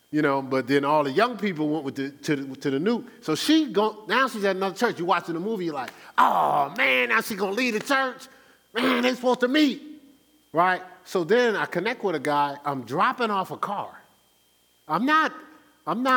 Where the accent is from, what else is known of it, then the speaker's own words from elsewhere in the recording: Newark, New Jersey, United States; I'm from Newark